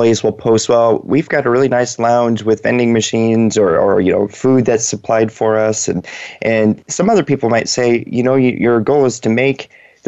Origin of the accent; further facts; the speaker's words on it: Seattle, Washington, United States; moved away; That's where I grew up in Western Washington